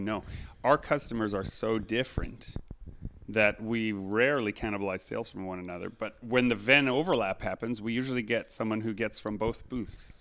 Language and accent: English; Canada; we are also Canadian